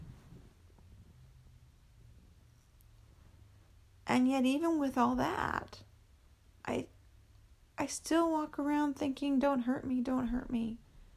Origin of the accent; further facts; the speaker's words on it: United States; being an American